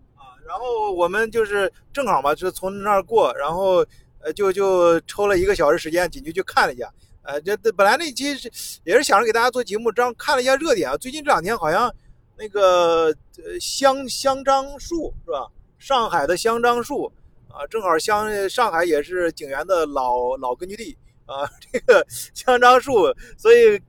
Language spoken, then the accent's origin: Chinese; China; 我作为中国人